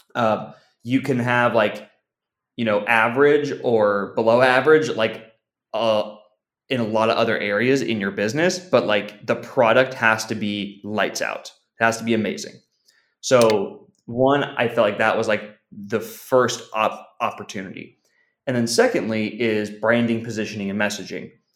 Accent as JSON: {"language": "English", "town": "San Diego", "region": "California", "country": "United States", "said": "I'm originally from from San Diego, still living in in in San Diego"}